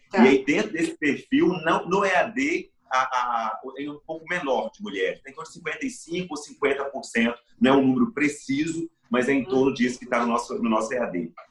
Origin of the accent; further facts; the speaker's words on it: Espírito Santo, Brazil; born there; Eu nasci no interior do Espírito Santo, na região das montanhas